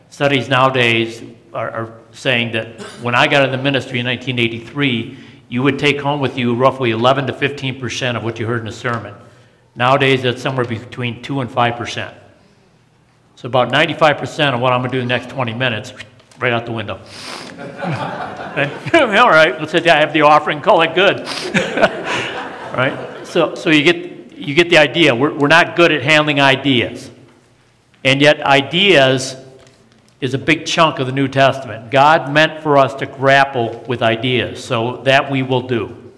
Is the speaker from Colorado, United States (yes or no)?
yes; Denver, Colorado, United States; and I'm from Denver going, yeah, right?